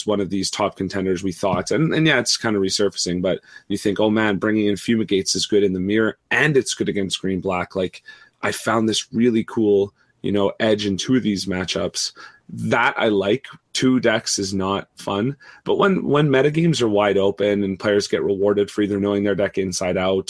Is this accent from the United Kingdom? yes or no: no; Canada; I'm Canadian